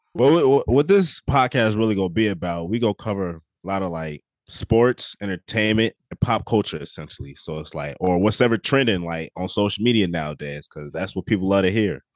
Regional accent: Iowa, United States; I'm twenty-two years old out of Iowa.

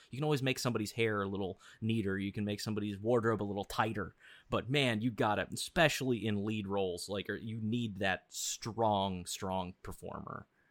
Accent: Missouri, United States; I grew up in Missouri

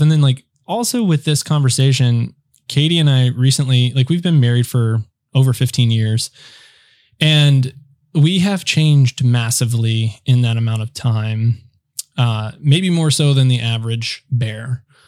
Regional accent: United States; being an American

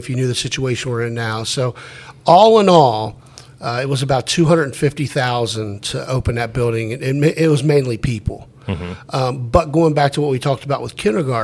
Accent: Ross, Ohio, United States; I grew up in Ross

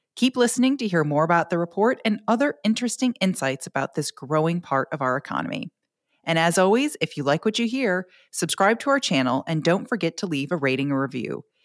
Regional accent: Grosse Pointe Woods, Michigan, United States; moved away as an adult; now in Tennessee, United States; I'm I am from originally from Grosse Pointe Woods, Michigan. I came to Tennessee to swim and go to school for the University of Tennessee.

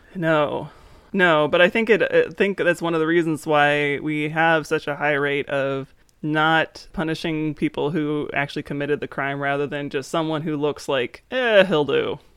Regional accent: East Coast, United States; moved away; I grew up on the East Coast

